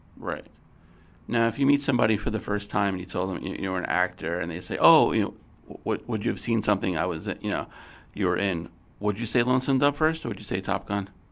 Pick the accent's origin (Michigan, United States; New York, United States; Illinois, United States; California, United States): New York, United States; New York City; I grew up in New York City